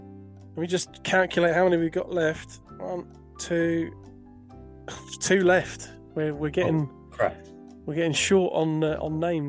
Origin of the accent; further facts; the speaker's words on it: Scotland, United Kingdom; I can't say it now because I'm Scottish, I think.